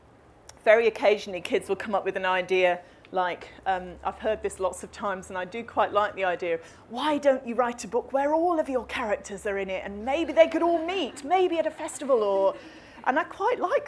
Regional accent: Coventry, West Midlands, United Kingdom; I grew up in the Midlands in Coventry

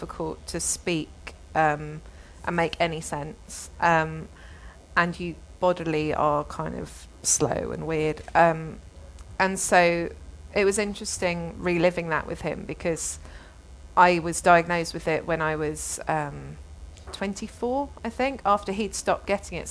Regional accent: London, United Kingdom; also born or lived in Australia; growing up in London

